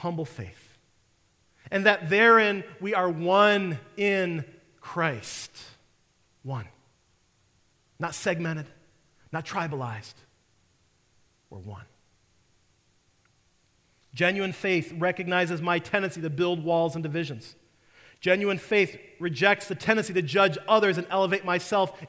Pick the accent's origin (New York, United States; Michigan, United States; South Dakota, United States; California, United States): Michigan, United States; Detroit; now in St. Louis, United States; I'm from Detroit